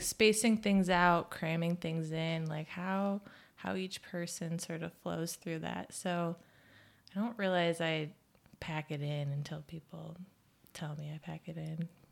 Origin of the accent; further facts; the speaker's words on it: Midwest, United States; moved away; we're both from the Midwest